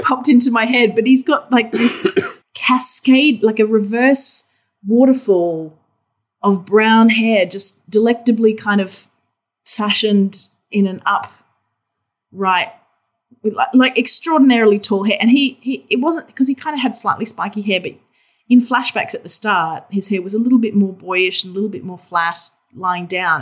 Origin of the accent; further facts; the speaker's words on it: Australia; accent: Australian; I'm obviously Australian, if the accent didn't give it away